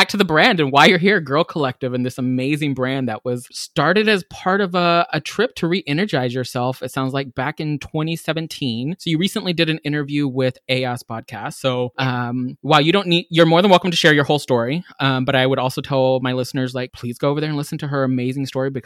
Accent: Texas, United States; now in Seattle, United States; While I love being in Seattle, I grew up in Texas and I moved here

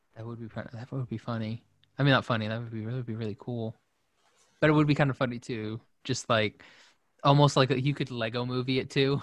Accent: Shawnee, Oklahoma, United States; I grew up in Shawnee, Oklahoma, which is a, you know, kind of a small town

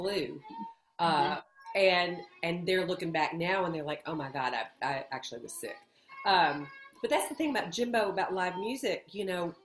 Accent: Northeast Arkansas, United States; also born or lived in Ireland; where I grew up in Northeast Arkansas, we would go tubing

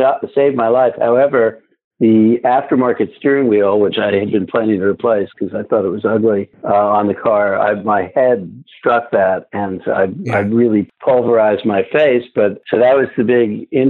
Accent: Leonia, New Jersey, United States; also born or lived in Brooklyn, New York; we moved from Brooklyn and wound up in the sleepy hamlet of Leonia, New Jersey

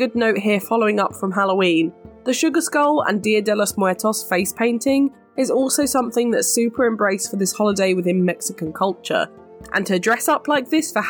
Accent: United Kingdom; growing up in the British school system

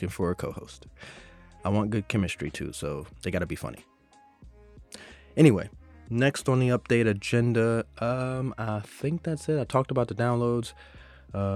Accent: Southwest Virginia, United States; my hometown in Southwest Virginia

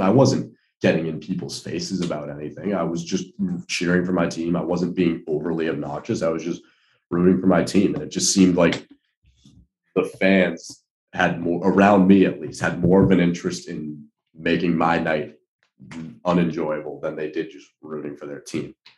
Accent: Boston, Massachusetts, United States; I'm from Boston

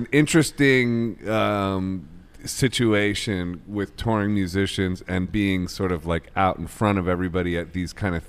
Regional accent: Akron, Ohio, United States; Oh, good, because I'm from Ohio. I'm from Akron.

